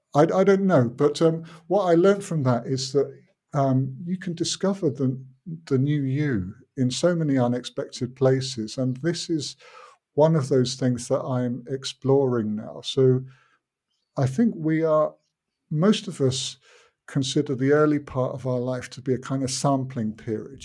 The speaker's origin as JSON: {"language": "English", "country": "United Kingdom", "tie": "born or raised there", "moved": "yes", "lives_now": "Finland", "said": "I grew up in Britain, but my father wasn't British."}